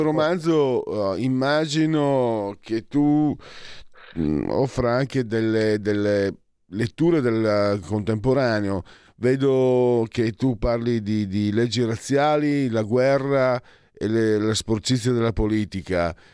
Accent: Italy; da dove vengo io, Veneti, e Friulani

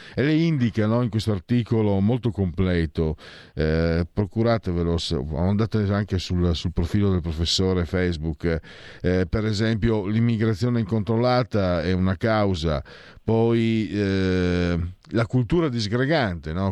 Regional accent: province of Pordenone, Friuli-Venezia Giulia, Italy; io vengo dalla provincia di Pordenone

